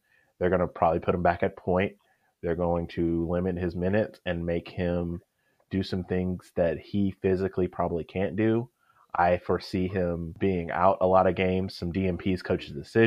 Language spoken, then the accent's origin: English; Tennessee, United States; I'm from Tennessee